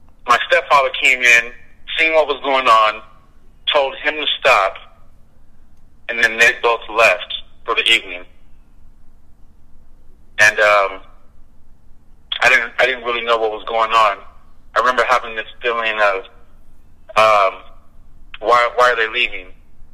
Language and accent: English; San Jose, California, United States; I'm from California, born and raised in San Jose